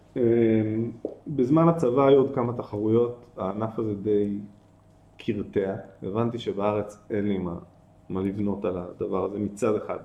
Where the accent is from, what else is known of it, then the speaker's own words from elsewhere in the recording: Tel Aviv, Tel Aviv District, Israel; moved away as an adult; also born or lived in Ein Carmel / Nitzanim; גדלתי בתל אביב, ברמת אביב